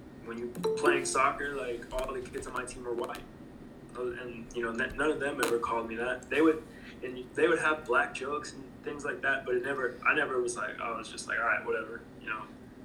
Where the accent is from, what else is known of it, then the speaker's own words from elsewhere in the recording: North Florida, United States; moved away; also born or lived in St. Louis / Louisville; North Florida is the South